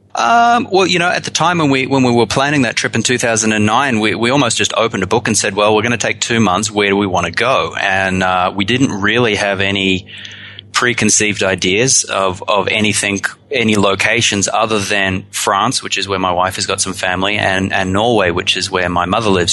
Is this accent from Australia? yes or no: yes; Australia; now in New Zealand; I'm from Australia originally, but I've been in New Zealand long enough to call it home now.